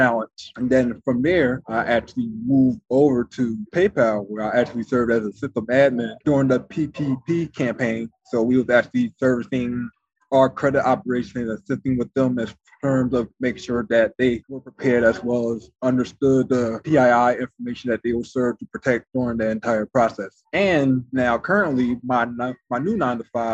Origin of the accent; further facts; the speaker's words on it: Philadelphia, Pennsylvania, United States; I'm from Philadelphia